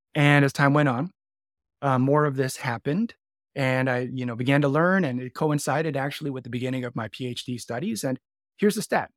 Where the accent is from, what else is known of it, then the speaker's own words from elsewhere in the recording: Canada; now in Chicago, United States; I'm Canadian born as well